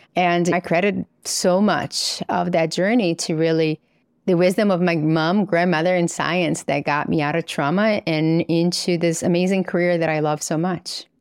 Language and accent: English; Governador Valadares, Minas Gerais, Brazil; moved away; So I grew up in Brazil in a little town called Governador Valadares, which is in the middle of the country.